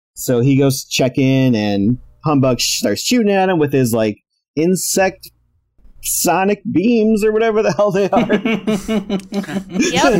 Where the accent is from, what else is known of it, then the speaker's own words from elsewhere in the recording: Chicago, Illinois, United States; my hometown-ish of Chicago